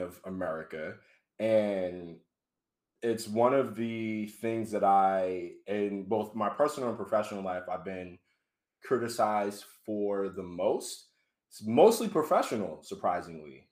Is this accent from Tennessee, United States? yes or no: no; Boston, Massachusetts, United States; moved away as an adult; now in Providence, United States; Born and raised in Boston, Mass. I actually live in Providence now